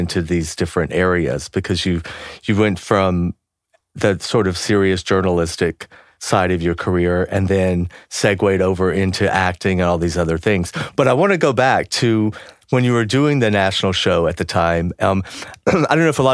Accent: Georgia, United States; We're also both Southerners. I'm from Georgia

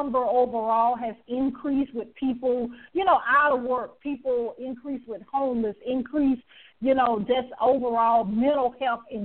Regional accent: the South, United States; I'm from the South

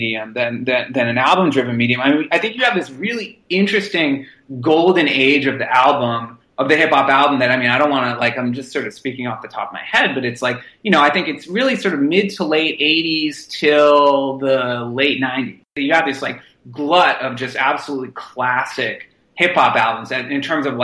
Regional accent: Boston, Massachusetts, United States; I grew up in Boston

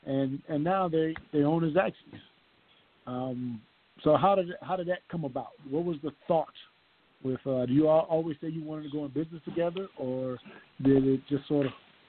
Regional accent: Conway, South Carolina, United States; Of course, Duran Lawson is from my hometown, Conway.

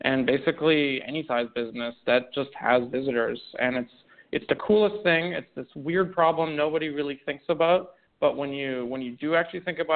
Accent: Canada; also born or lived in Romania; I was born in Romania, went through some crazy smuggling stuff, went to Canada. That's where I grew up, so I'm Canadian

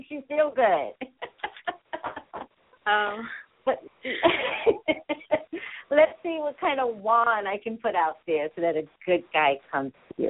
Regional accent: East Coast, New York, United States; now in California, United States; I'm from the East Coast, and in New York

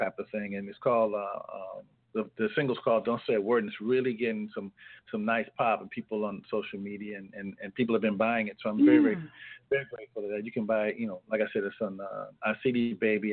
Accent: California, United States; now in Boston, United States; I come from California

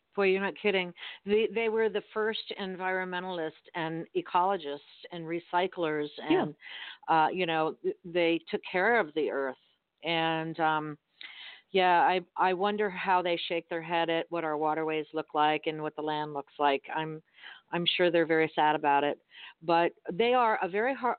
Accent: Miami, Florida, United States; moved away; I'm originally from Miami, and we grew up speaking Spanish and English because it was Miami

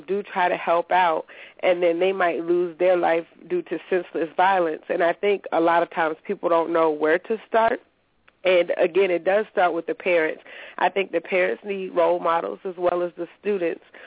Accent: Petersburg, Virginia, United States; I'm from Petersburg, Virginia

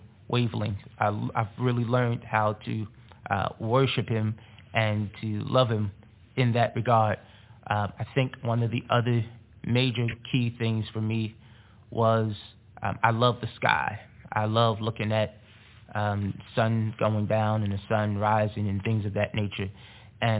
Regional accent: North New Jersey, United States; growing up in North New Jersey

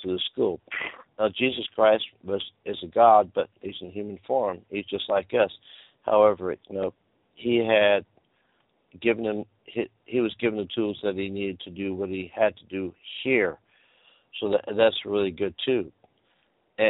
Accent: California, United States; I'm from California

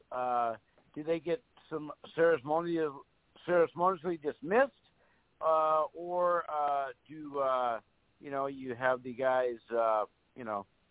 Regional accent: Fargo, North Dakota, United States; I come from North Dakota

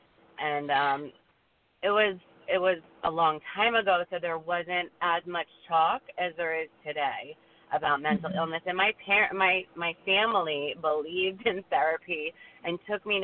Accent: South Florida, United States; I grew up in South Florida

